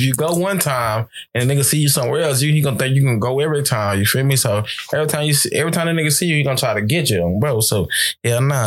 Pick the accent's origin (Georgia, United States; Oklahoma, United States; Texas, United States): Texas, United States; now in California, United States; I'm from Texas